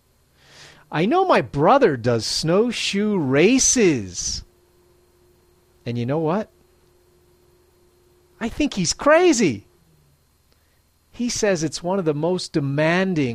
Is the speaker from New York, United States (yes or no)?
no; Philadelphia, Pennsylvania, United States; now in Matsumoto, Japan; I'm originally from Philadelphia, Pennsylvania, United States